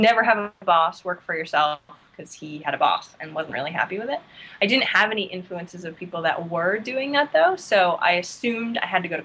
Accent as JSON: {"language": "English", "region": "Maine", "country": "United States", "tie": "born or raised there", "said": "I grew up in Maine"}